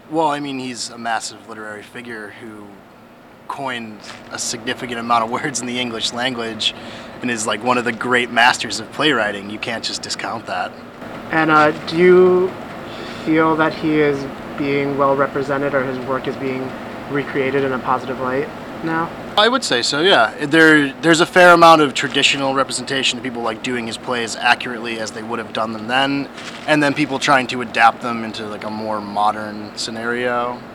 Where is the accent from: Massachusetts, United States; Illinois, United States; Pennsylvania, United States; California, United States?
Pennsylvania, United States; Scranton; And uh, where are you from? Scranton, Pennsylvania.